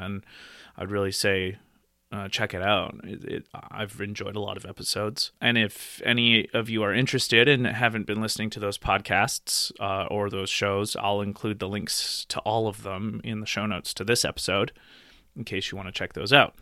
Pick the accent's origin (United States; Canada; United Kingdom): Canada; Nelson, British Columbia; also born or lived in Calgary, Alberta; now in Nelson, Canada; back to my hometown of Nelson Bridge, Columbia